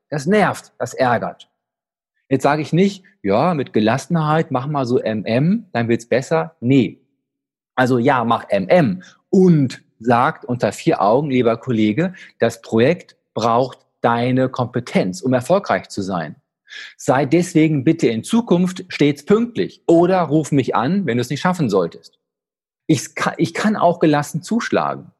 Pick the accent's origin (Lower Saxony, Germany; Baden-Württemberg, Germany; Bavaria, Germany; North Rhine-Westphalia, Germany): North Rhine-Westphalia, Germany; Dortmund; als geborener Dortmunder